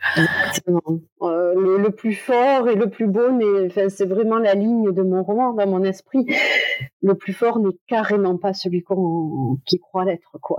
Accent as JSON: {"language": "French", "town": "Toulouse", "region": "Occitania", "country": "France", "said": "je suis de Toulouse"}